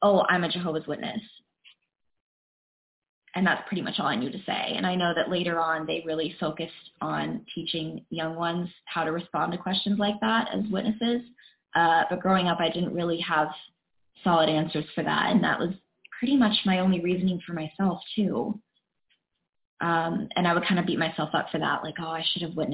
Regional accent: Dahlonega, Georgia, United States; also born or lived in Cleveland, Georgia; I was born in Dahlonega, Georgia, super small towns

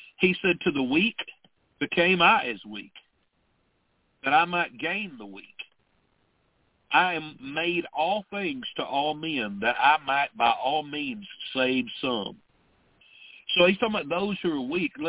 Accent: Stamps, Arkansas, United States; I was raised in Arkansas, in southwest Arkansas, in the 60s and 70s.

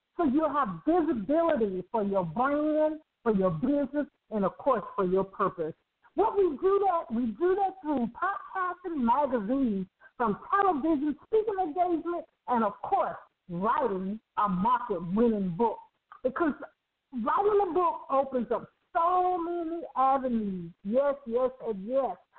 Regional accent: Birmingham, Alabama, United States; I grew up in Birmingham, Alabama

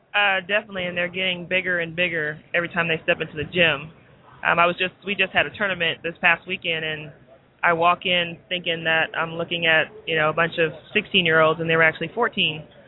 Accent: California, United States; now in Houston, United States; I am currently in Houston, Texas, um, which is my birthplace, even though I grew up in California

